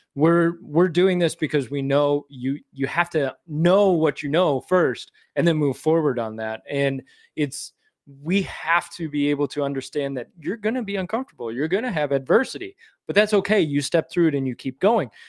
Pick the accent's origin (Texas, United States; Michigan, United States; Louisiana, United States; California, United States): Michigan, United States; moved away; I was born and raised in Michigan